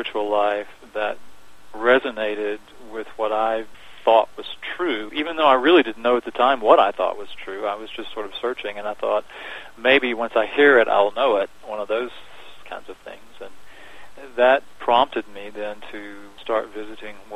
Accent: Augusta, Georgia, United States; moved away as an adult; now in Dallas, United States; I grew up in Georgia, just outside of a town called Augusta, Georgia

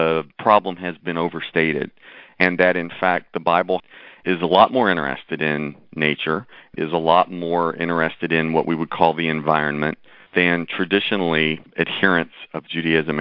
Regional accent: Tennessee, United States; also born or lived in Nashville, Tennessee; now in Chicago, United States; I was born in Tennessee and lived there for a number of years

